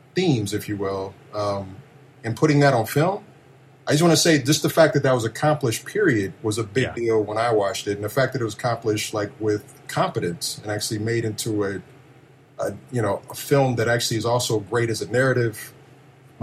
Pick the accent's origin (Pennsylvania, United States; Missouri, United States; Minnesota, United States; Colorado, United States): Missouri, United States; Kansas City; I grew up in Kansas City, in the, okay. the middle of the country